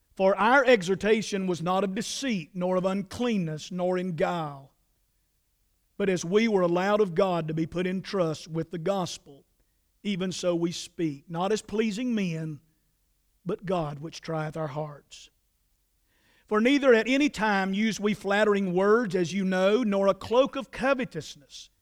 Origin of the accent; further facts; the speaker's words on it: Statesville, North Carolina, United States; I was raised in the Trinity community in Iredell County. That's about four or five miles outside of Statesville